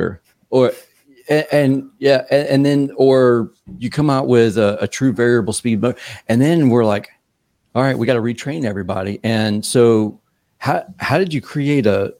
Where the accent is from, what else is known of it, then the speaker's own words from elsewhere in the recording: Savannah, Georgia, United States; I'm from the South